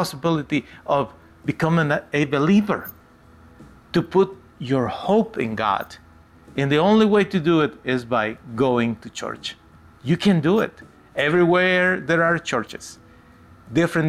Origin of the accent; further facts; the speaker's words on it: United States; my country, the United States of America. I am an American citizen